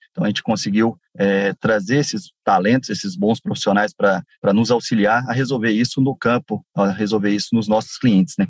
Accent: Araxá, Minas Gerais, Brazil; moved away as an adult; also born or lived in Goiás; now in Rondonópolis, Brazil; passei uma parte da minha vida em Minas, nascido em Araxá

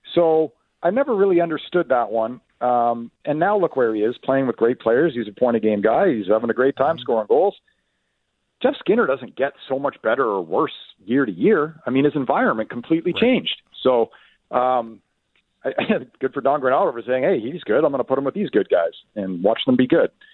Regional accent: Ottawa, Ontario, Canada; moved away; I grew up in the Ottawa area.

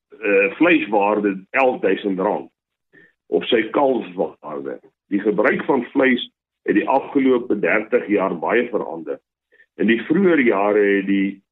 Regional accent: Rustenburg, North West, South Africa; Ek het as boerseun groot geword in Rustenburg.

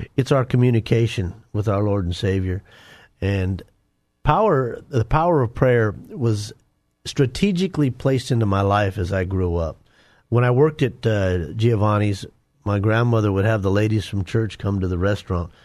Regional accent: Denver, Colorado, United States; I grew up in Denver. uh, inner city Denver

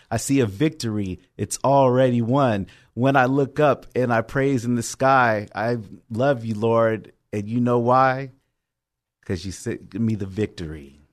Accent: Oceanside, California, United States; also born or lived in Long Beach; originally born and raised in Oceanside, went to Cal State Long Beach for college, and came back here in about twenty fifteen

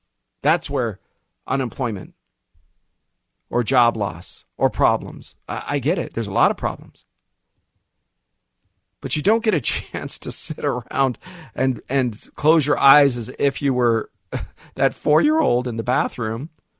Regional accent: United States; born there; I was born in the United States.

